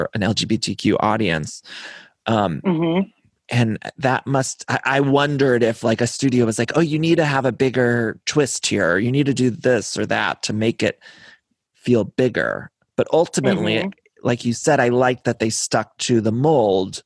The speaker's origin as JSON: {"language": "English", "region": "Ohio", "country": "United States", "said": "I'm from Ohio"}